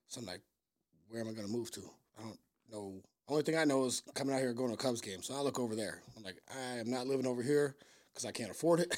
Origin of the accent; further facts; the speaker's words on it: Vancouver, Washington, United States; moved away as an adult; now in Chicago, United States; I'm from Vancouver, Washington